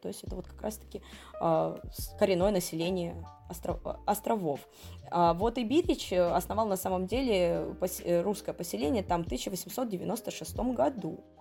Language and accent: Russian; Tomari, Sakhalin Oblast, Russia; в моем родном городе Тамари